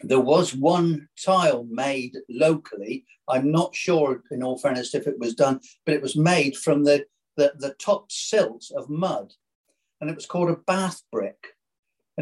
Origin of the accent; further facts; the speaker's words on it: Burnham-on-Sea, South West England, United Kingdom; I was born in Burnham, and I've lived in Burnham all my life